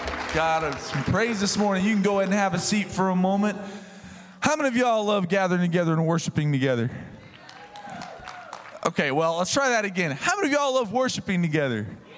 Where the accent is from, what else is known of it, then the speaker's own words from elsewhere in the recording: the South, United States; I am from the South